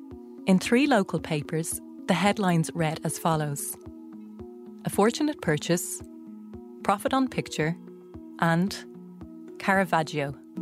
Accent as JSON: {"language": "English", "town": "Dublin", "region": "Leinster", "country": "Ireland", "tie": "born or raised there", "said": "I was born and raised in Dublin, but my dad's family originally came from Tuam, County Galway."}